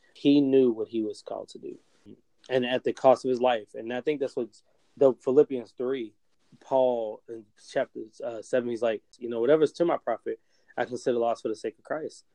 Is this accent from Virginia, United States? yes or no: yes; Roanoke, Virginia, United States; in my hometown, I live in Roanoke. Uh, we Roanoke, Virginia.